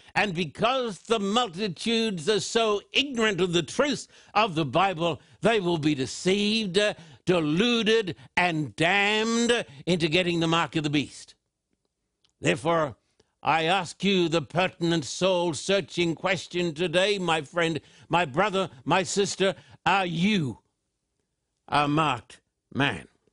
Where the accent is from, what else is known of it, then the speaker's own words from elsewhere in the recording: Australia; when I was just a boy growing up in Australia